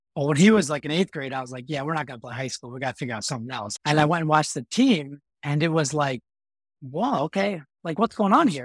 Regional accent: Chicago, Illinois, United States; I grew up in Chicago area here

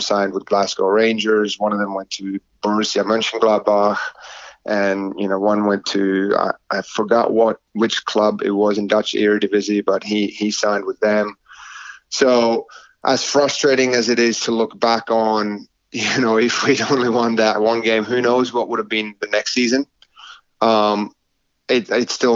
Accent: Oulu, North Ostrobothnia, Finland; moved away as an adult; also born or lived in Wilmington, North Carolina; now in United States; my hometown, Oulu

